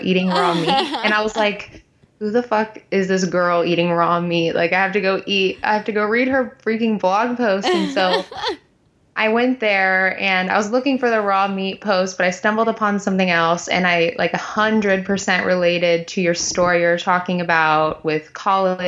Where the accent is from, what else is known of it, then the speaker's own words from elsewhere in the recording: Texas, United States; I'm from Texas.